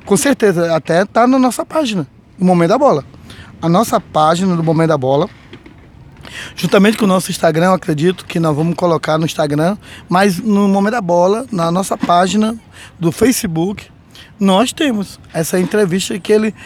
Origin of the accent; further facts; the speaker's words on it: Brazil; Eu sou brasileiro